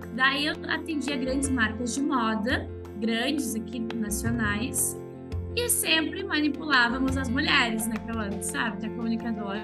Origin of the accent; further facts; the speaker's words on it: interior of Rio Grande do Sul, Brazil; eu sou do interior do Rio Grande do Sul.